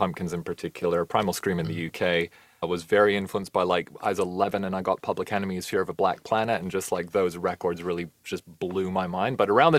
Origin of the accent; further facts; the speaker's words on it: Canada; also born or lived in New Zealand; now in London, United Kingdom; I'm originally Canadian, lived in New Zealand as a teenager.